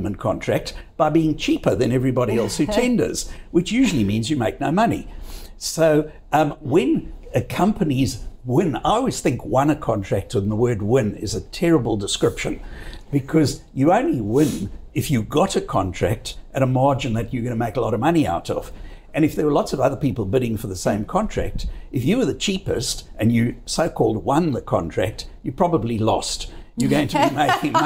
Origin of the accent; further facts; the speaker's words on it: South Africa; now in Australia; I come from, as you know from my accent, from a country that used to produce 85% of all the world's gold